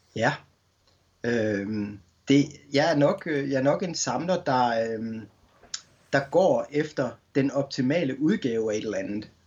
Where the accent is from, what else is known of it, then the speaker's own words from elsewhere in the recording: Skanderborg, Central Denmark Region, Denmark; som ung knægt i Skanderborg øh, på Morten Børup skolen